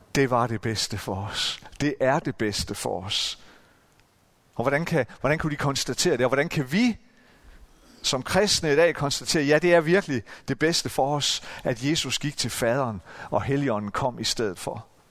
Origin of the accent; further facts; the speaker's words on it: Central Jutland, Central Denmark Region, Denmark; i den menighed, hvor, hvor jeg voksede op, nede i det midtjyske